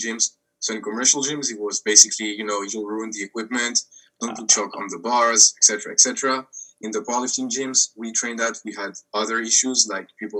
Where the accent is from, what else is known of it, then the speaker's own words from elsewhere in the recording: France; we're French from France, you know? Like in the example you gave, I'm from France